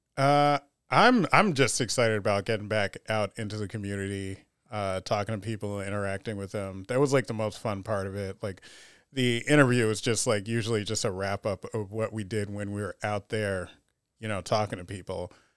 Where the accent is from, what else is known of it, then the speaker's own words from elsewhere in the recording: United States; also born or lived in Panama / Rochester, New York; I'm just American, black, and Panamanian